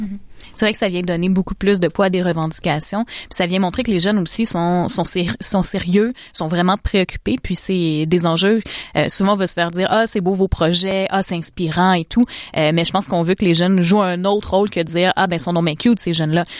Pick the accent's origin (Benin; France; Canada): Canada; en tant que Canadienne